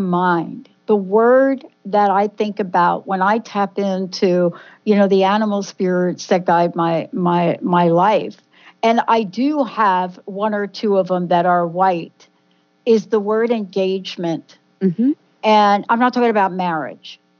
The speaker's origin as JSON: {"language": "English", "region": "New Jersey", "country": "United States", "said": "we are two girls from Jersey"}